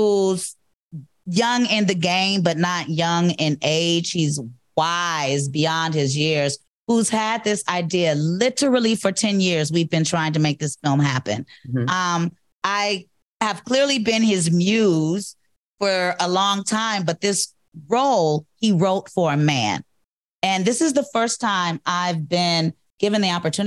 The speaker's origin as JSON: {"language": "English", "town": "Cleveland", "region": "Ohio", "country": "United States", "moved": "yes", "said": "I'm from Cleveland"}